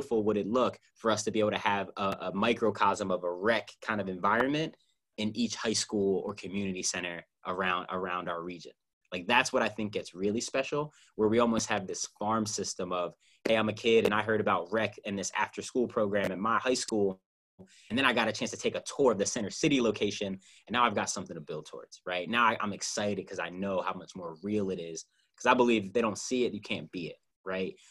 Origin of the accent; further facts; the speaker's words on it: Philadelphia, Pennsylvania, United States; I'm Philadelphian